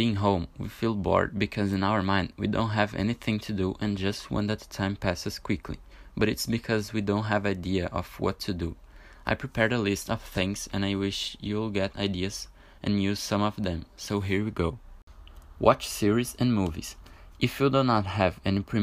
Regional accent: Brazil; English is a second language; I'm from Brazil

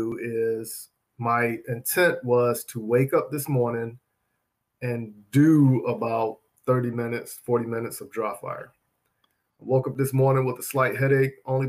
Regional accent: Charlotte, North Carolina, United States; my neighborhood where I grew up at in Charlotte

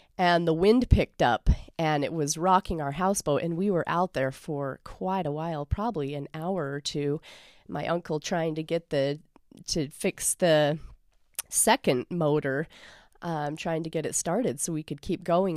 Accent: Lindon, Utah, United States; I grew up in Linden, Utah

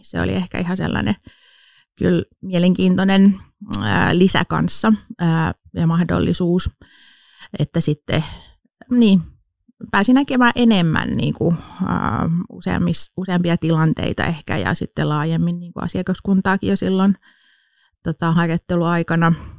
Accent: Pori, Satakunta, Finland; moved away as an adult; now in Turku, Finland; Mä oon itse alun perin Porista kotosin, mutta on tänne jäänyt sitten, kun opiskelemaan, oli, opiskelemaan tulin, niin jäin sitten tänne

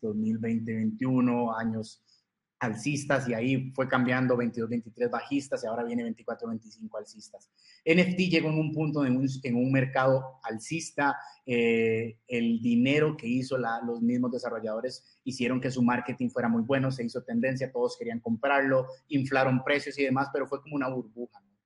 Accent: Costa Rica; soy de Costa Rica

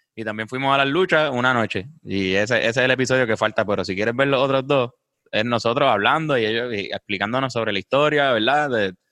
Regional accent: Puerto Rico

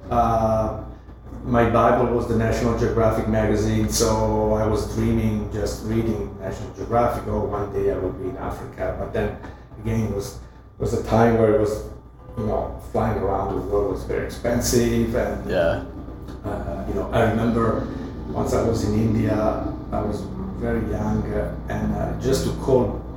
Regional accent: Milan, Lombardy, Italy; I was growing up in Milano, I was a city boy

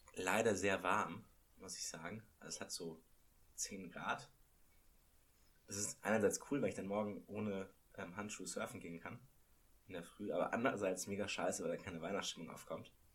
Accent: Munich, Bavaria, Germany; als ich aufgewachsen bin in München

